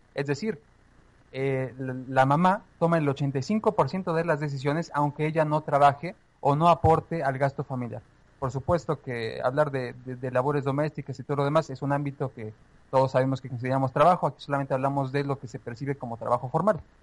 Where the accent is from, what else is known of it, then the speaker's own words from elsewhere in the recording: Mexico; como mexicanos